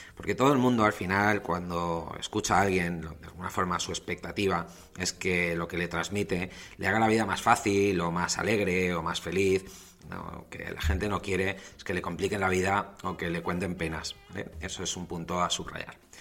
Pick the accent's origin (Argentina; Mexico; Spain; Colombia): Spain; Valencia, Valencian Community; also born or lived in London; soy nacido en Valencia, España, que me marché a Londres, que cuando volví